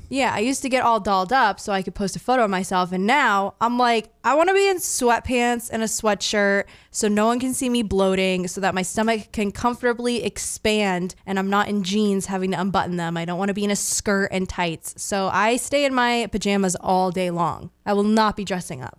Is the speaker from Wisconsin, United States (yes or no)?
no; Maine, United States; born and raised.